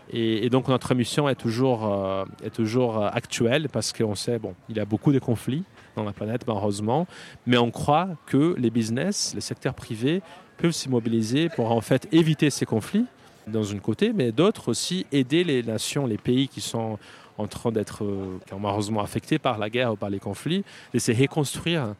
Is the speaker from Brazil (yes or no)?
yes; Brazil; French is a second language; moved away as an adult; now in Paris, France; je suis brésilien